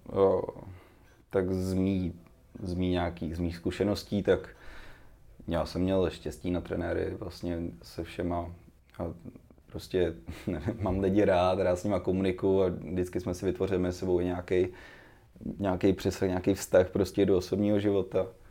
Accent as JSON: {"language": "Czech", "town": "Cheb", "region": "Karlovy Vary Region", "country": "Czechia", "said": "jsem začínal v Chebu, odkud pocházím"}